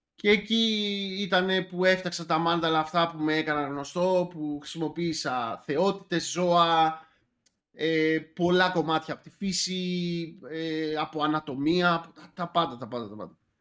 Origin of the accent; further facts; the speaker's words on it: Athens, Attica, Greece; also born or lived in Sparta; τα παιδικά μου χρόνια ήταν στην Αθήνα, ανάμεσα Αθήνα και Σπάρτη, που από Σπάρτη είναι ε, η οικογένειά μου